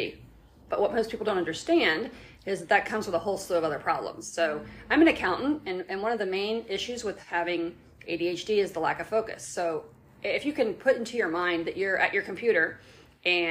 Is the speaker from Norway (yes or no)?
no; Indianapolis, Indiana, United States; also born or lived in Brown County, Indiana; I was a straight A student in Indianapolis